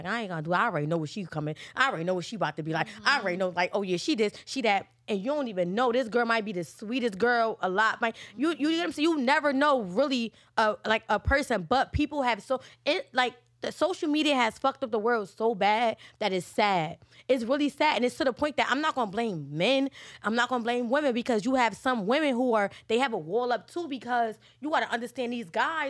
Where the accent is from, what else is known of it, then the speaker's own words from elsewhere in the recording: New Jersey, United States; I'm from Jersey